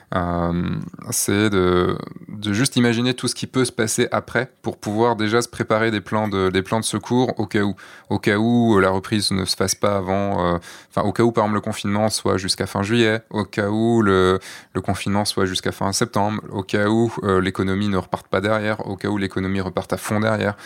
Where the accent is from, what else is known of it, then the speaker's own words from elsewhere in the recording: Brittany, France; moi, je suis breton, quand même